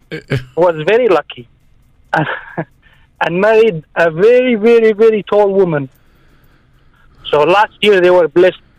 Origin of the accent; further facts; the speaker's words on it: Palestine; moved away; I'm from Palestine.